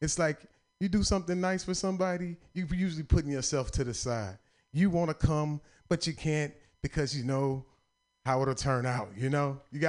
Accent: the South, United States; And I'm from the South, so I'm feeling like a country boy.

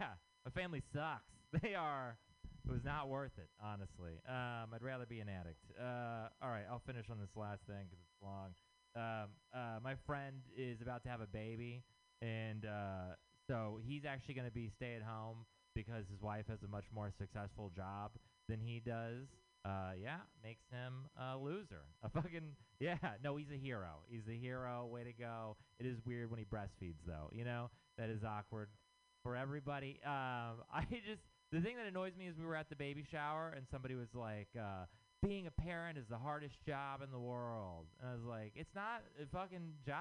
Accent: Texas, United States; moved away; I'm from Texas

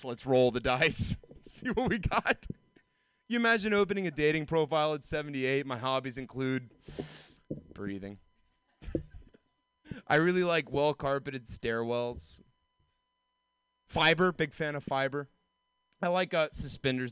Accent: Georgia, United States; moved away; I grew up in the South. Like, I grew up in Georgia

